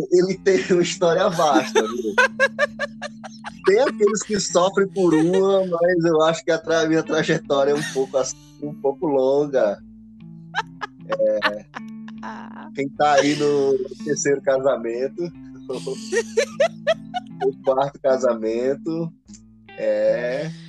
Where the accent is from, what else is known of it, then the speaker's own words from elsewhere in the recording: Pernambuco, Brazil; now in Guarulhos, Brazil; para nós somos pernambucano